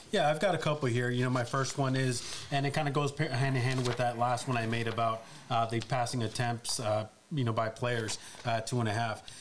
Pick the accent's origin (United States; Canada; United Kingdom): United States; Los Angeles, California; I'm an LA native. You know, I'm born and raised in Los Angeles, and that's my city.